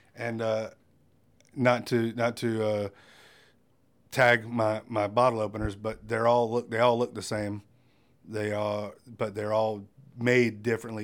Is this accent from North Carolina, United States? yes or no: yes; Wilmington, North Carolina, United States; I'm born and raised in Wilmington